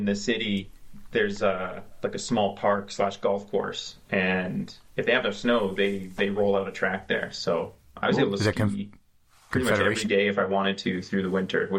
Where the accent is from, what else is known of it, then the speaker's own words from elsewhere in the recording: Calgary, Alberta, Canada; I used to live when I was growing up in Calgary